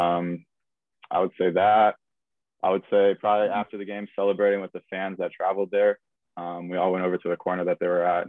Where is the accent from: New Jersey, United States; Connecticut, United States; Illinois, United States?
Connecticut, United States; now in Omaha, United States; I'm obviously from Connecticut